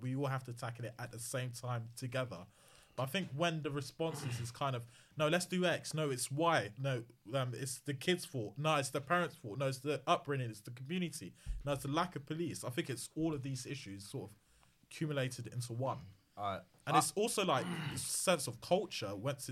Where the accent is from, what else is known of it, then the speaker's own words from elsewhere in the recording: London, United Kingdom; I'm from South London